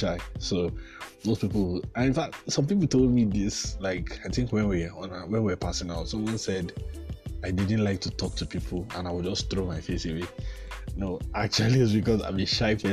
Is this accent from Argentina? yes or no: no; Jos, Plateau, Nigeria; I'm from Jos. Jos is a cold place.